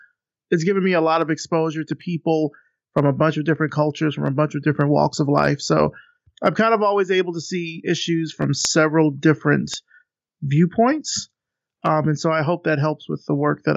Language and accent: English; Selma, Alabama, United States; I'm from the South. I'm from Selma, Alabama.